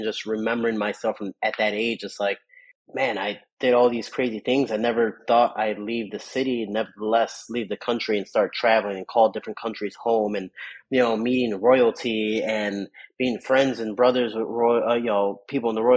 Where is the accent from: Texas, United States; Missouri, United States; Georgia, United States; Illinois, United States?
Illinois, United States; Chicago; I grew up in the South Side of Chicago